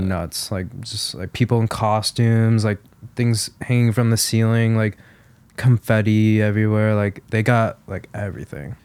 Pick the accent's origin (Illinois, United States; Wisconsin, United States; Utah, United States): Illinois, United States; Chicago; Lala is, like, where my hometown is